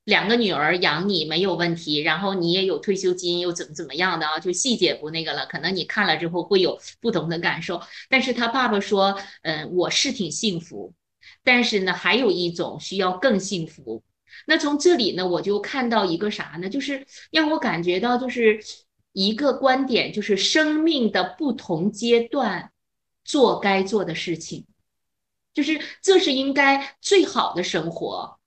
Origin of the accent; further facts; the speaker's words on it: northern China, China; 我是北方嗯。人